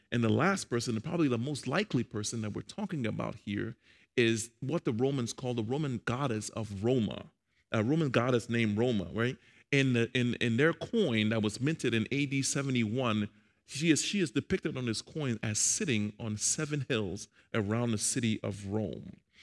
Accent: Liberia; I'm Liberian, by the way. I'm from Liberia, West Africa.

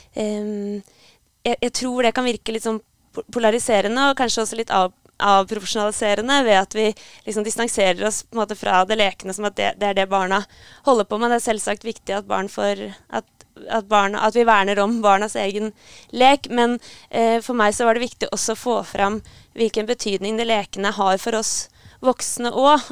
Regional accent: Hamar, Innlandet, Norway; moved away as an adult; also born or lived in Trondheim; jeg kommer opprinnelig fra Hamar. Og flytta til Trondheim for å studere

